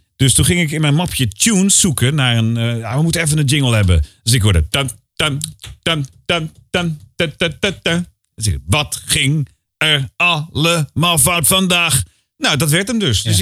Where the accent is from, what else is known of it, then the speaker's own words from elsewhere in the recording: Utrecht, Netherlands; Maar ik kom uit Utrecht